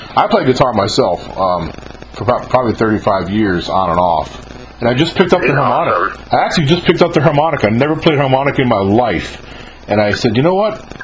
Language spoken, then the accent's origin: English; New York, United States; now in Mississippi, United States; I grew up in New York, so I grew up going to Catholic churches